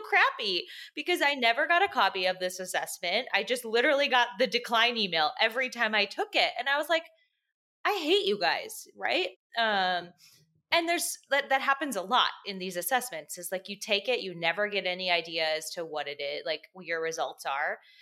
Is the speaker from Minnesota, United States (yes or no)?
yes; Minneapolis, Minnesota, United States; I'm from Minneapolis.